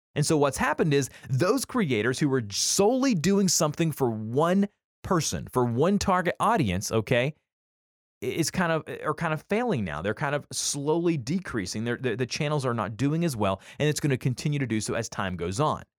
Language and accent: English; the South, United States; we're from the South